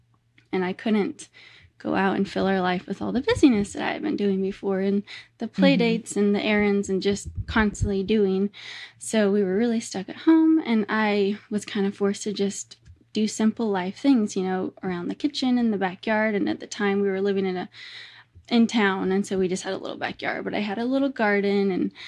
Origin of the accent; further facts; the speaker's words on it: Nebraska, United States; We grew up in Nebraska, and there were cornfields surrounding our house on every side.